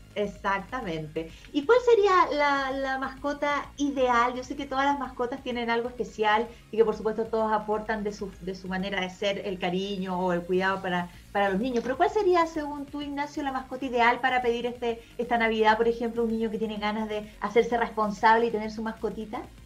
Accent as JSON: {"language": "Spanish", "country": "Chile", "said": "como somos copuchentos los chilenos"}